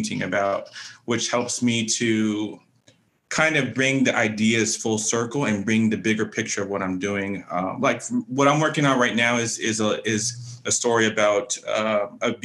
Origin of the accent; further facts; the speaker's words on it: San Jose, California, United States; also born or lived in Oakland, California; growing up primarily my younger years in San Jose